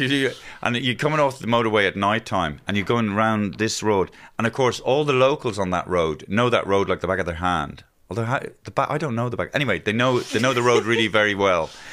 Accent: Ireland; our Irishisms

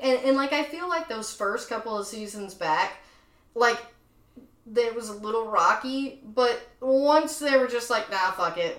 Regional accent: the South, United States; is because I'm from the South, and so all of that appeals to me

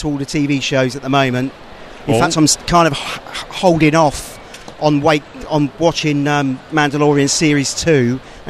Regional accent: Reading, South East England, United Kingdom; I'm from Reading.

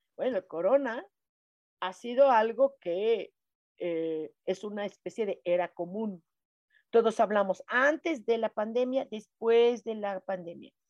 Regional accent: Mexico City, Mexico; aquí en Ciudad de México no somos cultura maya, somos cultura náhuatl o nahua

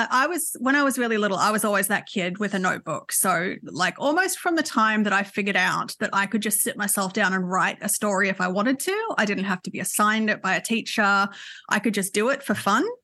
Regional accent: Newcastle, New South Wales, Australia; It is. It is so beautiful. I was really lucky enough to be back there earlier this year for the Newcastle Writers Festival

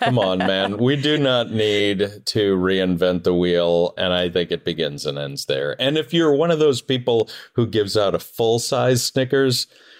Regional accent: Northeast, United States; So even though I grew up in the Northeast, I feel like I was raised Southern.

